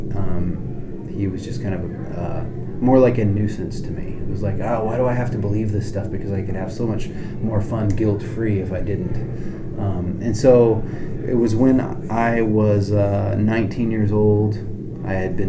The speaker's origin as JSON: {"language": "English", "region": "the Deep South", "country": "United States", "tie": "born or raised there", "also_born_or_lived": "central Illinois"}